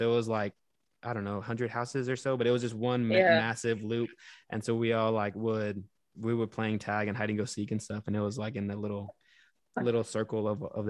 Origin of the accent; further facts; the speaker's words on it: Houston, Texas, United States; I grew up in Houston, so like that is a more of a city.